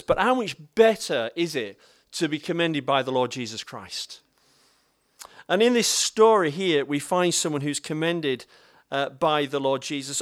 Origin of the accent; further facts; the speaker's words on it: Bradford, Yorkshire and the Humber, United Kingdom; I'm from Bradford